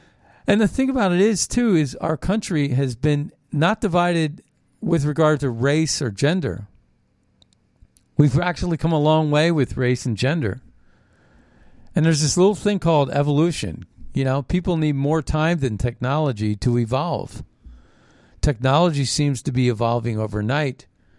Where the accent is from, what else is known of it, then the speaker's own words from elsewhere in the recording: United States; Well, I'm not dark enough, maybe, because I'm Native American Indian.